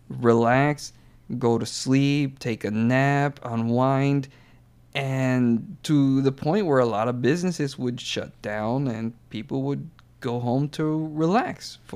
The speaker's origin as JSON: {"language": "English", "country": "United States", "said": "I know I'm Mexican American, but I definitely grew up more American than Mexican"}